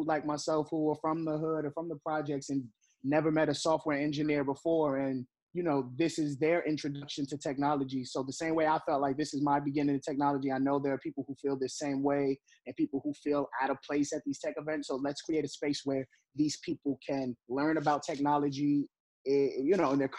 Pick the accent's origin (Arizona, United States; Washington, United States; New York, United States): New York, United States; New York City; I'm from the Bronx. I'm from the projects in the Bronx